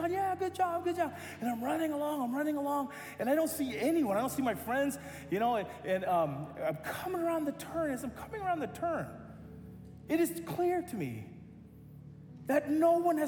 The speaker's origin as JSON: {"language": "English", "country": "United States", "said": "I'm American"}